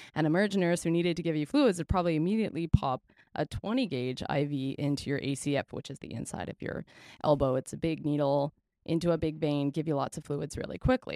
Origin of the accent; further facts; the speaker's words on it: Canada; We are Canadian R Ns